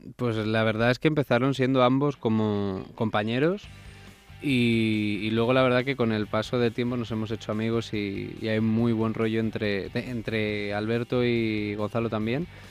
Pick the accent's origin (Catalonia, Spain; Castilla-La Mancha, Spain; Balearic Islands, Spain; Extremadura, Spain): Balearic Islands, Spain; Mallorca; now in Madrid, Spain; Yo soy de Mallorca